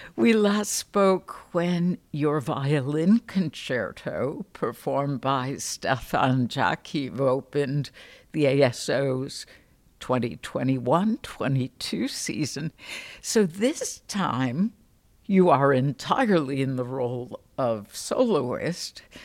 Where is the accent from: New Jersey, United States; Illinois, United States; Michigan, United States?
Illinois, United States; Chicago; moved away; as a Chicagoan, as a Midwesterner growing up on very flat land